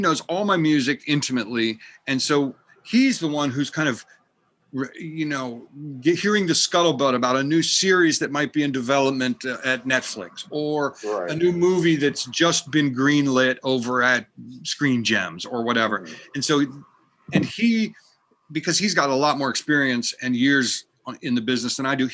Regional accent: United States; moved away as an adult; also born or lived in Pennsylvania / Vermont / Massachusetts / Manhattan; now in California, United States; I grew up in Pennsylvania and Vermont and went to college in Massachusetts

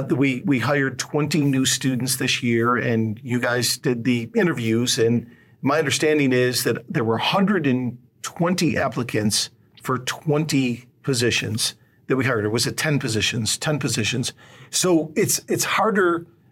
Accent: Buffalo, New York, United States; I'm from Buffalo.

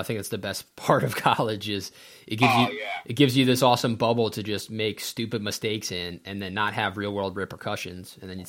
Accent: New Jersey, United States; also born or lived in Eastern Pennsylvania; now in Selinsgrove, United States; Well, originally I'm from New Jersey. Moved out to Eastern Pennsylvania. I went to school at LACO with Dan. And, oh, okay. So I live now, you know, 10 minutes outside of Salins Grove.

